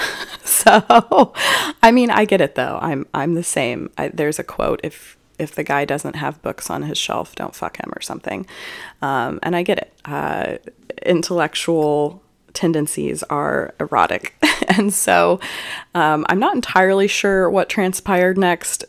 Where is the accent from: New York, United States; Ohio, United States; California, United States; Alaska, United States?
Alaska, United States; Juneau; now in Austin, United States; I was born in Juneau, Alaska